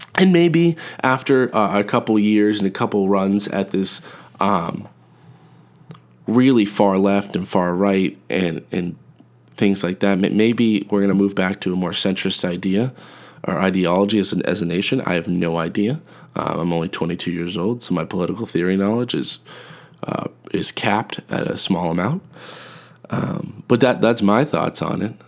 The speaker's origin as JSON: {"language": "English", "region": "New England", "country": "United States", "said": "I'm from New England"}